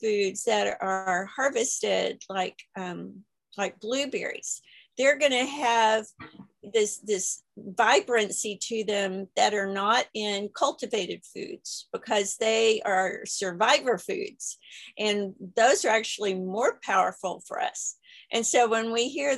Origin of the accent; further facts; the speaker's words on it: Texas, United States; I'm from Texas